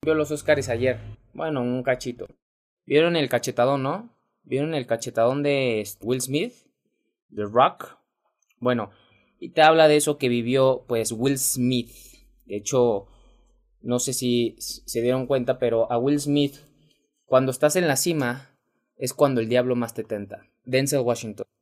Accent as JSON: {"language": "Spanish", "country": "Mexico", "said": "mexicano, emprendedor y empresario"}